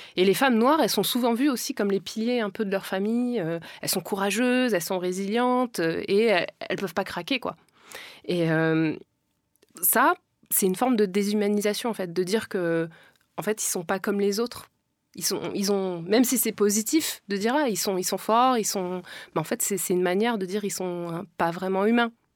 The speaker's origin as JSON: {"language": "French", "country": "France", "tie": "born or raised there", "said": "je viens pas d'Afrique, je suis née en France"}